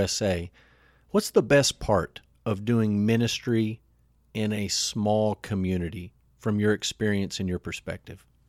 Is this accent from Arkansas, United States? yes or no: no; Amarillo, Texas, United States; moved away; also born or lived in Kingfisher; growing up in Amarillo, a larger town